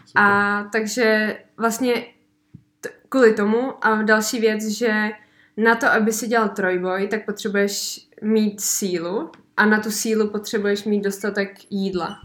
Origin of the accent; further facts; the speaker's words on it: Benešov, Central Bohemian Region, Czechia; tady u nás v Benešově